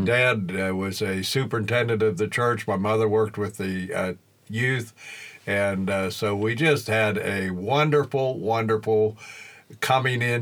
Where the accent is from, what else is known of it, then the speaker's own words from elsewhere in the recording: western Pennsylvania, United States; moved away; also born or lived in Illinois; Well, I grew up in western Pennsylvania. I grew up on a farm.